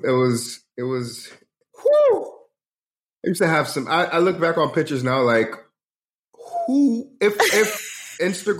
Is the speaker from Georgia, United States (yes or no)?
yes; Georgia, United States; moved away as an adult; also born or lived in London, United Kingdom / New Jersey, United States / Atlanta, United States / New York, United States; now in Los Angeles, United States; moved to Georgia. So I lived in middle of nowhere, Georgia, from middle school, high school. Then I went to college in Atlanta. So yeah, Georgia for the most part